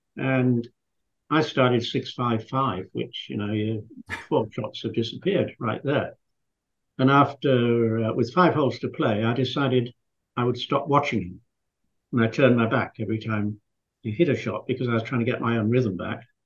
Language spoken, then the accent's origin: English; Scarborough, Yorkshire and the Humber, United Kingdom; moved away; I was a boy from Yorkshire, which, um, for those of you who live in America, that's uh, Yorkshire is halfway up on the right, and it was a seaside resort called Scarborough.